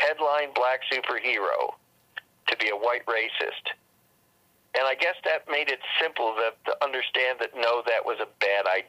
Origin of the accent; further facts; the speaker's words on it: Cleveland, Ohio, United States; also born or lived in New York; my hometown of Cleveland